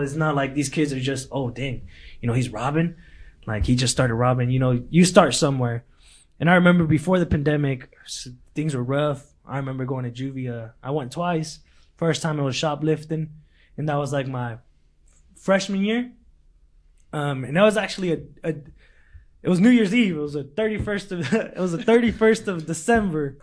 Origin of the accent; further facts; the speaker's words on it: Lindsay, California, United States; English is a second language; also born or lived in Mexico; now in Bakersfield, United States; back in Lindsay, that's my hometown